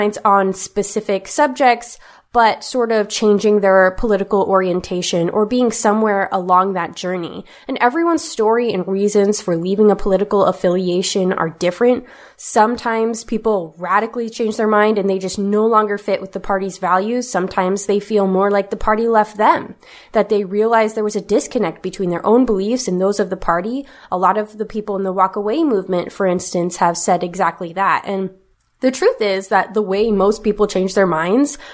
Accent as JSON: {"language": "English", "region": "West Coast", "country": "United States", "tie": "born or raised there"}